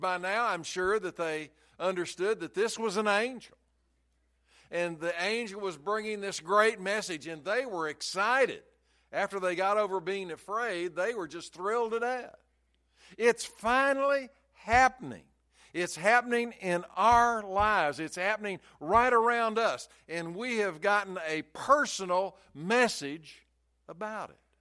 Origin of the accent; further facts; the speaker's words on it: Chattanooga, Tennessee, United States; I grew up in Chattanooga, and we could see Lookout Mountain and Signal Mountain all the time.